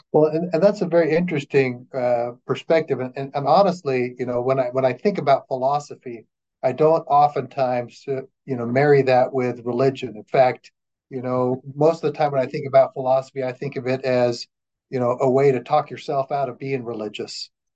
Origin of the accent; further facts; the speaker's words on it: Flagstaff, Arizona, United States; moved away; I was born and raised in Flagstaff, and uh, uh, lived there all of my growing up years